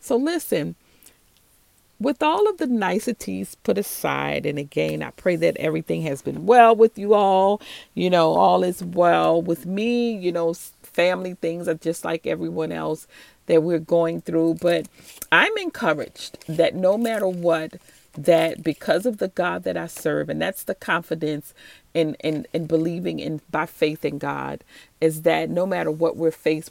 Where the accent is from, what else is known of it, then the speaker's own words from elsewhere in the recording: New Orleans, Louisiana, United States; I'm from New Orleans, Louisiana. So if you hear that accent and you hear me say baby, that's what you're hearing